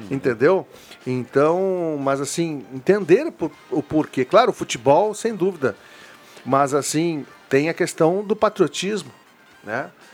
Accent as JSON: {"language": "Portuguese", "country": "Brazil", "said": "a gente nasceu aqui"}